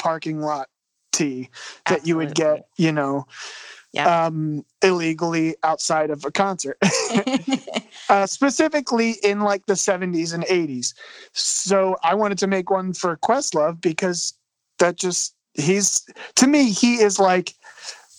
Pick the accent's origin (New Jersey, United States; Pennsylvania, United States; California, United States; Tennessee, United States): Pennsylvania, United States; Philadelphia; I'm from Philly. I don't know if I mentioned that yet, but I'm from Philadelphia